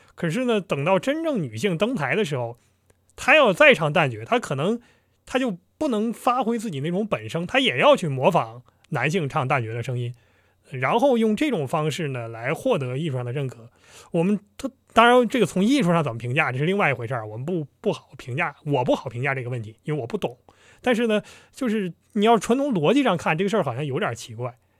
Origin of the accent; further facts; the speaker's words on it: Harbin, Heilongjiang, China; 我老家在哈尔滨